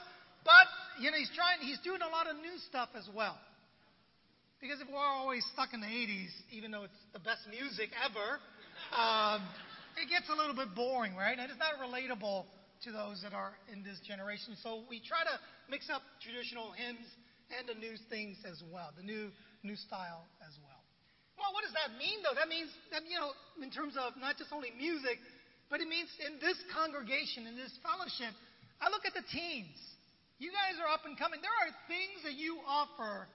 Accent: San Francisco, California, United States; born or raised there; also born or lived in Vietnam

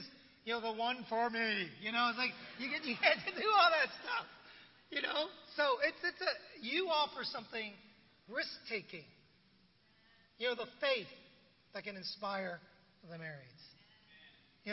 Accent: San Francisco, California, United States; born or raised there; also born or lived in Vietnam

